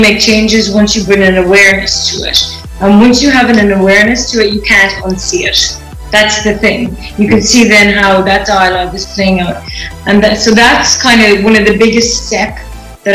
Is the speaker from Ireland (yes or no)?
yes; Ireland; moved away as an adult; also born or lived in United Kingdom; now in Los Angeles, United States; I'm Irish, so I have just recently relocated from Ireland to the US